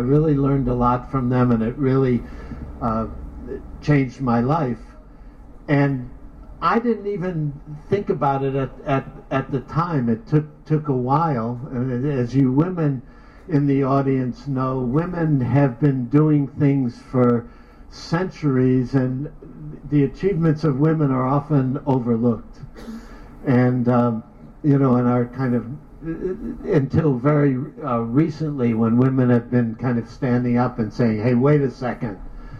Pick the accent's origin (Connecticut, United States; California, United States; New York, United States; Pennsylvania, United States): New York, United States; I came from New York. But I love Oakland.